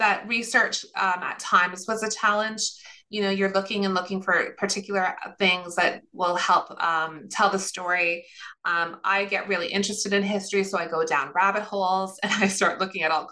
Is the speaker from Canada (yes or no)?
yes; Sudbury, Ontario, Canada; I grew up in Sudbury, Ontario, so about 3.5 hours north of Toronto, and to Finnish parents